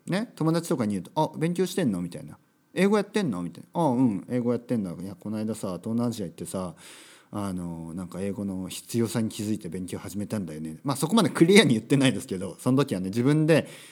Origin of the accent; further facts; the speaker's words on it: Kyushu, Japan; 僕は九州出身です